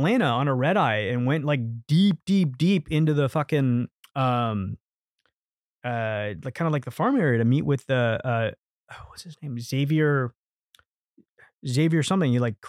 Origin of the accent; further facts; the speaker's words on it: Hong Kong; because I grew up in Hong Kong, which was a British colony, so I was very familiar with like the British IP